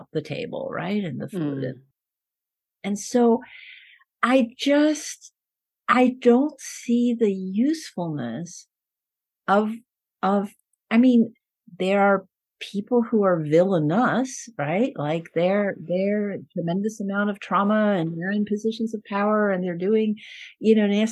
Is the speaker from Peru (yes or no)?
yes; Peru; first language Spanish; English is a second language; moved away; I was born in Peru. My Spanish is my first language.